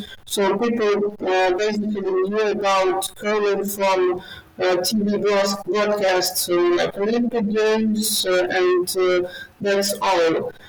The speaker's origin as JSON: {"language": "English", "region": "Kyiv", "country": "Ukraine", "tie": "born or raised there", "said": "I'm from Kyiv. I was born in Kyiv, and I have lived all my life in Kyiv. And Kyiv is a big, beautiful city. It is more than 1,500 years old"}